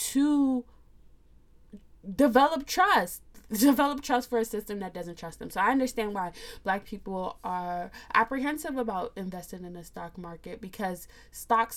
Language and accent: English; United States; I'm a Nigerian American. I say that because I was born here